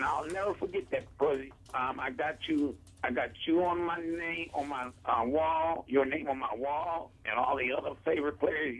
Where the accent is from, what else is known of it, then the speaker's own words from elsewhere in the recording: Philadelphia, Pennsylvania, United States; also born or lived in Charlotte, North Carolina; now in North Florida, United States; I'm still from Philadelphia, born and raised.